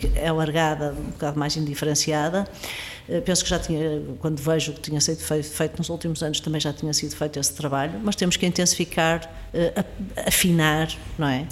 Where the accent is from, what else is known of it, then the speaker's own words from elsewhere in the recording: Porto, Norte, Portugal; moved away as an adult; eu sou, sou do Porto, cresci no Porto, estudei no Porto